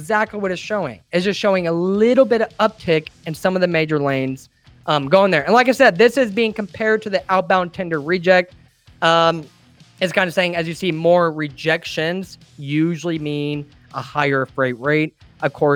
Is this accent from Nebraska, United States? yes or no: no; Illinois, United States; I'm from the Midwest, from Illinois in particular